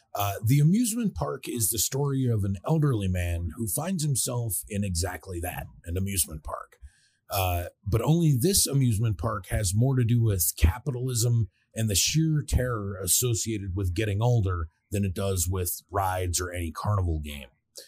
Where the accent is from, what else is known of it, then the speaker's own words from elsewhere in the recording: Pittsburgh, Pennsylvania, United States; growing up in Pittsburgh